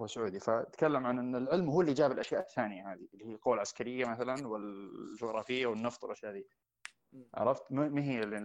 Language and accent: Arabic; Saudi Arabia; انا الحين انا كسعودي